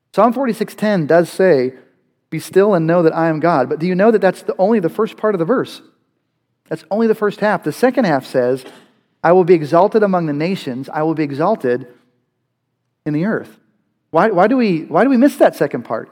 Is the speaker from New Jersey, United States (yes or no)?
no; Western Pennsylvania, United States; I, I grew up in Western Pennsylvania